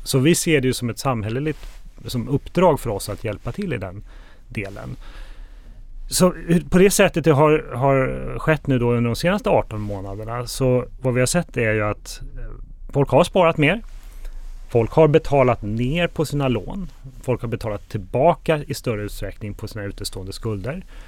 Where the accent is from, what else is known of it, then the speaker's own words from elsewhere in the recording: Sweden; moved away as an adult; now in Spain; Jag är uppvuxen i Sverige men bor sedan eh, ett antal år utomlands och eh, jag bor i Spanien med min familj